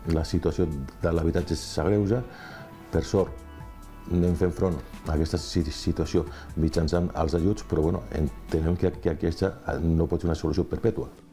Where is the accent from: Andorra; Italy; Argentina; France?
Andorra; La Massana; Els nascuts en una parròquia, com jo, que vaig néixer a la Massana